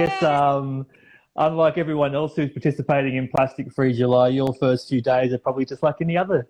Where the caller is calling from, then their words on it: Sydney, New South Wales, Australia; I'm tuning in from Cammeraygal country in Sydney